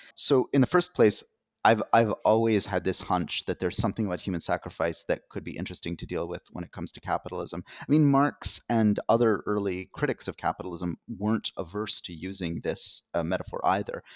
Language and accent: English; Canada; as a Canadian um, and someone working in the North American context